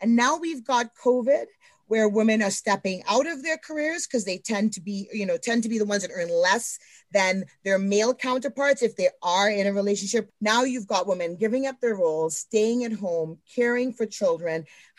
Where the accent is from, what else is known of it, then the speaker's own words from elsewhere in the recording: Edmonton, Alberta, Canada; even though Canada's home, I'm Canadian. I've always lived in Edmonton.